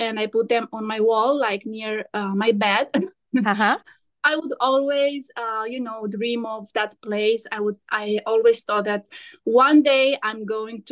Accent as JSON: {"language": "English", "town": "Vaslui", "region": "Vaslui County", "country": "Romania", "moved": "as an adult", "lives_now": "Venice, Italy", "said": "I am from Romania"}